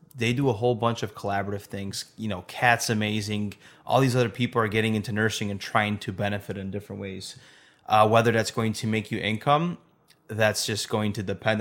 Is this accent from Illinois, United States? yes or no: yes; Chicago, Illinois, United States; We're from Chicago